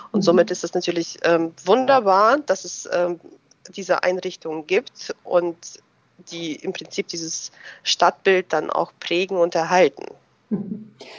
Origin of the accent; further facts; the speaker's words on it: Germany; also born or lived in Russia; ich bin ähm, 81 in Russland geboren. Damals war es ja noch die ähm, Sowjetunion, aber auf dem Gebiet äh, des heutigen Russlands. Und ähm, wir sind 1991 hier nach Deutschland rübergekommen als ähm, ja, Deutschstämmige. Und gut. Da war ich zehn Jahre alt, bin natürlich hier zur Schule gegangen